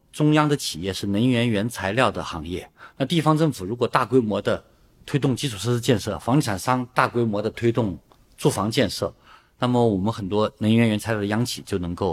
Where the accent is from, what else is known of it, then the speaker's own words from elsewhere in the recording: a county-level city under Changsha, Hunan, China; moved away; 我的老家湖南长沙下面的一个县级市